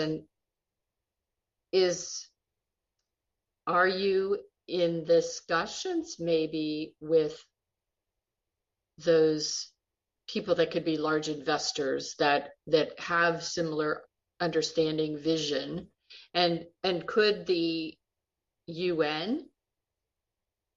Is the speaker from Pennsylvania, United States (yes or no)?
yes; Pittsburgh, Pennsylvania, United States; moved away; I'm originally from Pittsburgh